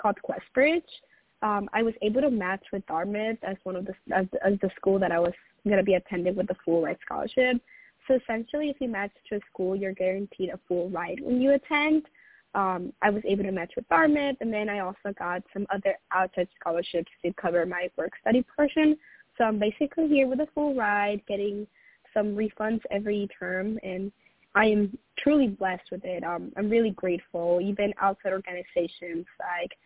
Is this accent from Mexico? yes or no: yes; Tijuana, Baja California, Mexico; moved away as an adult; also born or lived in San Diego, California; now in New Hampshire, United States; I grew up originally down in Tijuana, Mexico, but I attended school in San Diego, California